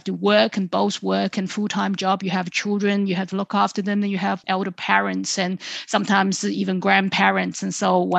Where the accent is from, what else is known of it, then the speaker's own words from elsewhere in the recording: Suzhou, Jiangsu, China; my hometown Suzhou nearby in Jiangsu province